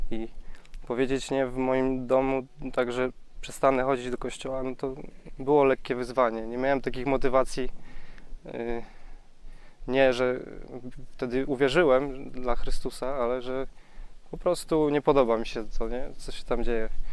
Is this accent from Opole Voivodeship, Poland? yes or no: yes; Głubczyce, Opole Voivodeship, Poland; jestem z Głupczyc z Podopola